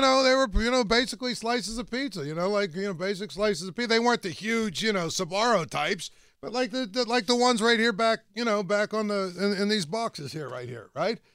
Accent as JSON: {"language": "English", "town": "Greensburg", "region": "Pennsylvania", "country": "United States", "tie": "born or raised there", "said": "I grew up out in West Moreland County. In Greensburg"}